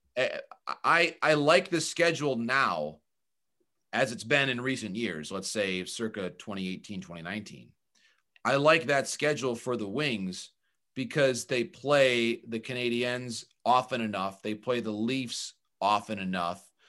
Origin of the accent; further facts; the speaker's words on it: Michigan, United States; I grew up in Michigan as a fan of the Tigers as a kid.